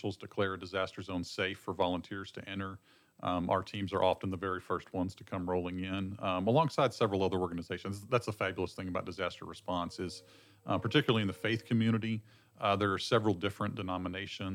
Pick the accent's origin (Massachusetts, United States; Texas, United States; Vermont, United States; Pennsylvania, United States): Texas, United States; Texas Panhandle, United States; also born or lived in Lake Jackson, Texas; I'm from the Texas Panhandle originally